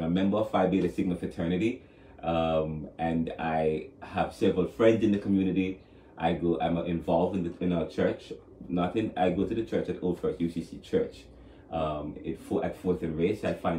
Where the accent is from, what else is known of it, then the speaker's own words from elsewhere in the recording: Jamaica; moved away as an adult; now in Philadelphia, United States; You know, I'm from Jamaica. But I came here in 2009